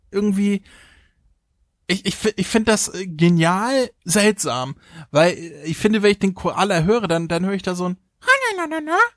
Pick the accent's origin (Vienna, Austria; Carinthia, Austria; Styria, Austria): Carinthia, Austria; Kärntenblut, die kommt aus meiner Heimat.